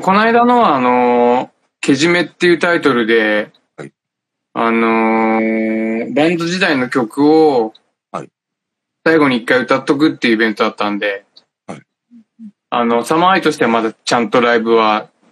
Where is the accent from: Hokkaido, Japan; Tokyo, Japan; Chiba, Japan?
Chiba, Japan; Urayasu; 浦安出身なんで